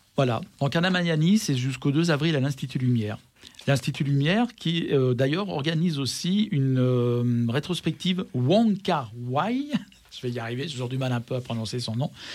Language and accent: French; Vénissieux, Auvergne-Rhône-Alpes, France; je suis de Vénissieux.